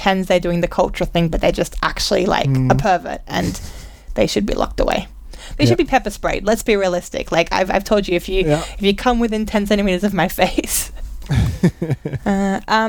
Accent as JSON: {"language": "English", "country": "Australia", "said": "We're both Australian"}